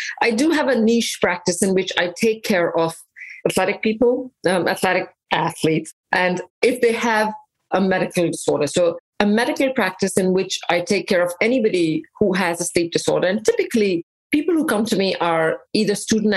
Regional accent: India; also born or lived in England; now in United States; Mostly in India, a little bit in England

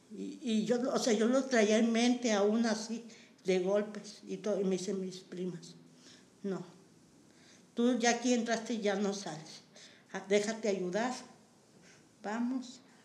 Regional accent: Matehuala, San Luis Potosí, Mexico; moved away as an adult; now in Nuevo León, Mexico; yo soy originaria de San Luis Potosí

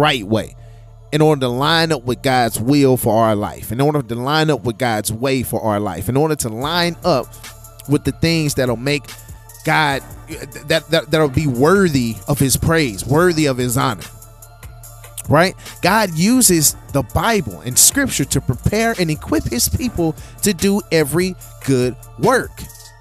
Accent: St. Louis, Missouri, United States; I'm from St. Louis

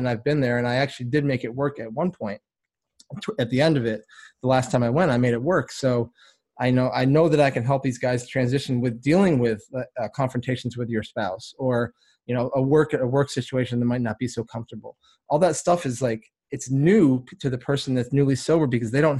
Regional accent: Vermont, United States; I was born in Vermont, small town up there. I mean, everything's small up there, but it was a super small town.

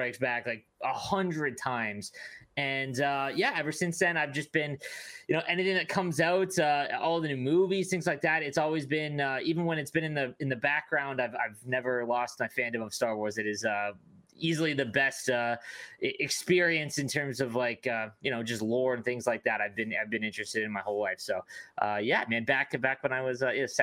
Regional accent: Canada; as a Canadian

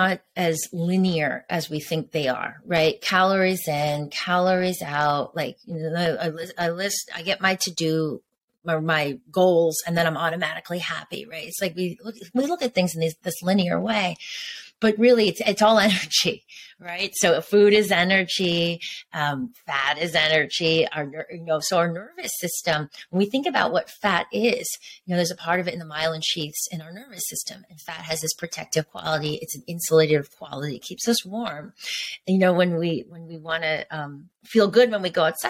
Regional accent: Connecticut, United States; also born or lived in New York / Venice Beach, Los Angeles; now in Los Angeles, United States; I grew up in Connecticut

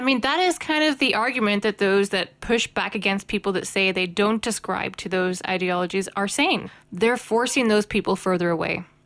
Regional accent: Northern Ireland, United Kingdom; I have come out as one of the others in Northern Ireland.

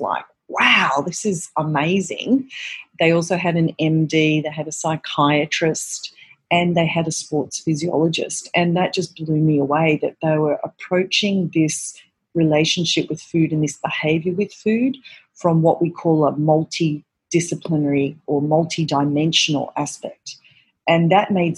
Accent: Melbourne, Victoria, Australia; moved away as an adult; now in New York City, United States; I'm originally from Australia, from Melbourne, Australia, and I came out here to New York City, which is where I'm based, about 20 years ago

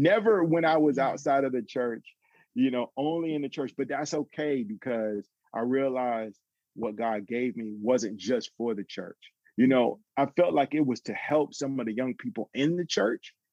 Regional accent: Atlanta, Georgia, United States; I grew up in Atlanta

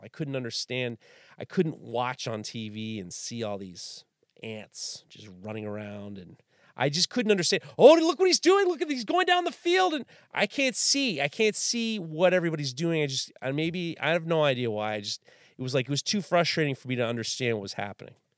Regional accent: New York City, New York, United States; growing up in New York City in the early in the early 80s

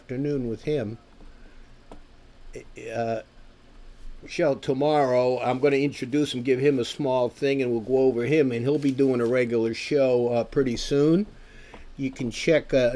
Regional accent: United States; this American

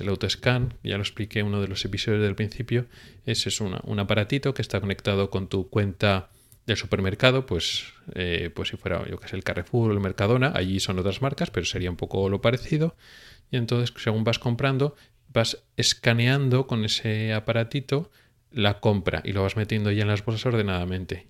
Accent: Spain; moved away as an adult; now in Sweden; viviendo toda la vida en España y estando en Suecia, pues unos meses

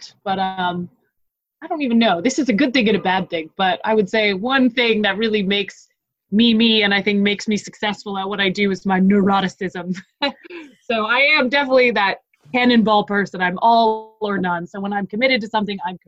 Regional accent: Boston, Massachusetts, United States; now in Greenville, United States; I am from the Boston area. People did a little figure skating up there. It's not all that unknown. And really, I grew up about 22 minutes away from where Team USA practiced.

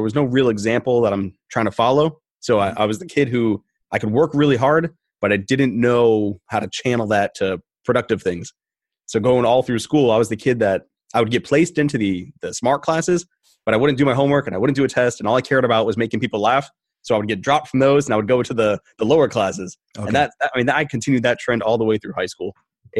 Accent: Rhode Island, United States; Originally, I'm from New England. Okay. Yeah, I'm a Rhode Islander. And then I bounced around the country and I came back to Rhode Island.

